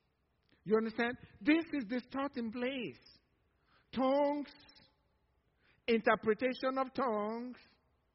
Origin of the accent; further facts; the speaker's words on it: Nigeria; now in Cypress, TX, United States; from Nigeria